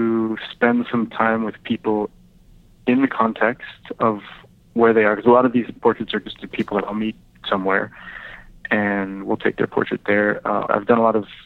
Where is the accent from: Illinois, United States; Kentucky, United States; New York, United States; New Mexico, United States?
New Mexico, United States; Santa Fe; I grew up in Santa Fe